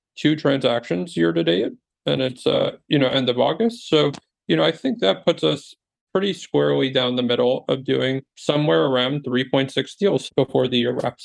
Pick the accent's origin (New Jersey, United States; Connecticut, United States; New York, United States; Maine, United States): New Jersey, United States; moved away as an adult; also born or lived in Silicon Valley; I was born and raised in New Jersey, moved to Silicon Valley in 2006